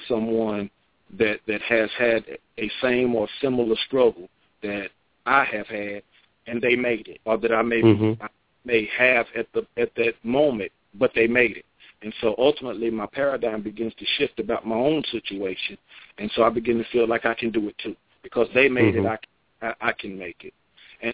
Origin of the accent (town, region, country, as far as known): Asheboro, North Carolina, United States; born or raised there; moved away as an adult; also born or lived in Sanford, North Carolina